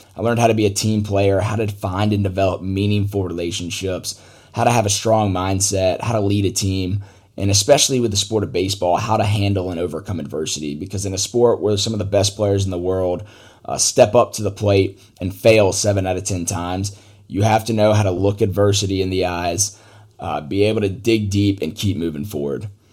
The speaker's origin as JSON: {"language": "English", "town": "Atlanta", "region": "Georgia", "country": "United States", "tie": "born or raised there", "said": "I grew up in Atlanta, Georgia"}